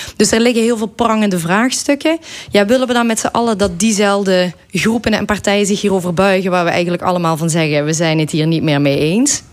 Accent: Belgian Limburg, Flanders, Belgium; moved away as an adult; now in Netherlands; als Belg, ik woon ondertussen al dik 20 jaar in Nederland, maar je blijft toch wel die Belg, hè, die Limburgse Belg.

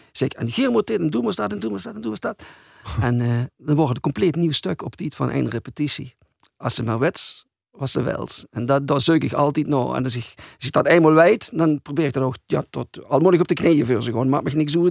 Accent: Hulsberg, Limburg, Netherlands; also born or lived in Arensgenhout; Ik ben van Hulsberg. Maar ik heb daar jaren gewoond.

